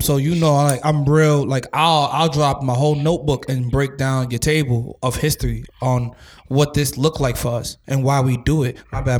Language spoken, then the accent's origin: English; New York City, New York, United States; I'm from Staten Island